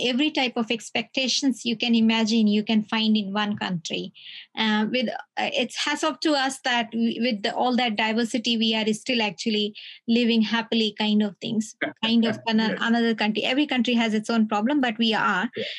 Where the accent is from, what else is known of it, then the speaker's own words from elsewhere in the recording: Lucknow, Uttar Pradesh, India; moved away; also born or lived in Delhi; I'm from Lucknow. So from Delhi to Lucknow, it's like it used to be 12 hours journey.